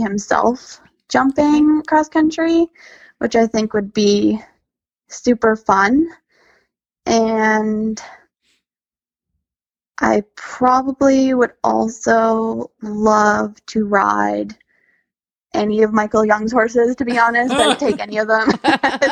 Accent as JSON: {"language": "English", "region": "Alberta", "country": "Canada", "tie": "born or raised there", "said": "growing up in Alberta"}